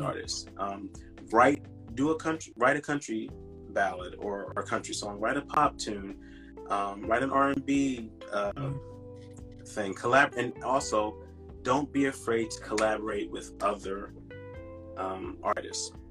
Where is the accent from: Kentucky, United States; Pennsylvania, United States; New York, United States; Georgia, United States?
Pennsylvania, United States; Philadelphia; I'm from Philadelphia, uh, Pennsylvania